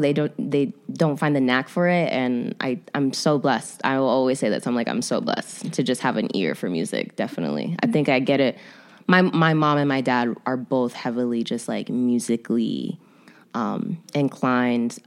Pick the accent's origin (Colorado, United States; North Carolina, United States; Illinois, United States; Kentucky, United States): Illinois, United States; Chicago; I'm born and raised in Chicago